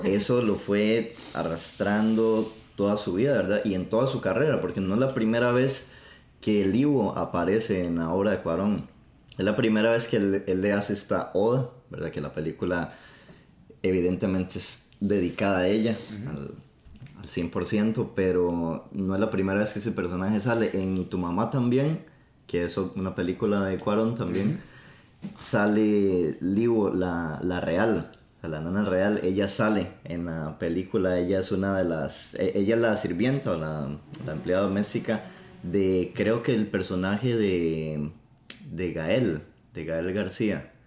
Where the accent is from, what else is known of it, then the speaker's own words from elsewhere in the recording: Costa Rica; first language Spanish; now in New York, United States; de Costa Rica. Estamos grabando desde el Bronx